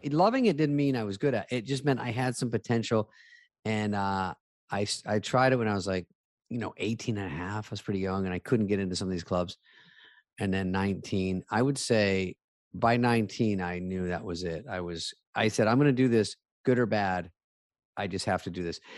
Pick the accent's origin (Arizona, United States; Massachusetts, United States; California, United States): Arizona, United States; moved away; also born or lived in Los Angeles; I'm from Arizona